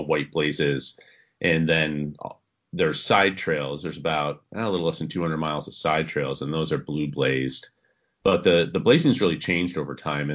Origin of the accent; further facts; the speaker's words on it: Vermont, United States; I grew up here in Vermont